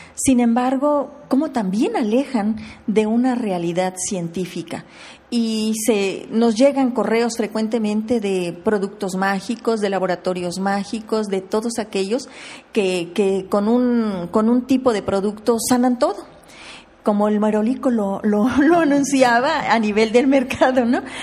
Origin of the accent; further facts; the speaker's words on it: Querétaro, Mexico; yo soy queretana